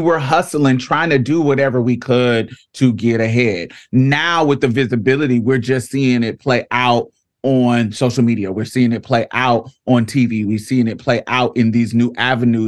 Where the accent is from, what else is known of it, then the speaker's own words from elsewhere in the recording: Indianapolis, Indiana, United States; I grew up in Indianapolis